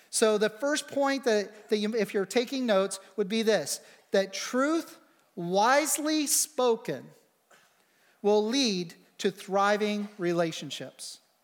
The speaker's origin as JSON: {"language": "English", "country": "United States"}